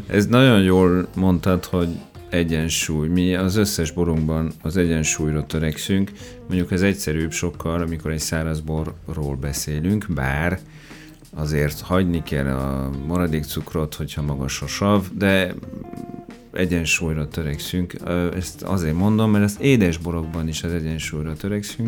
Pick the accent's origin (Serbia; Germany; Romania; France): France; Orléans, Centre-Val de Loire; Hungarian is a second language; moved away as an adult; also born or lived in Perpignan; now in Hungary; Orleanba születtem. Orleanba. Igen, de katalán származású vagyok.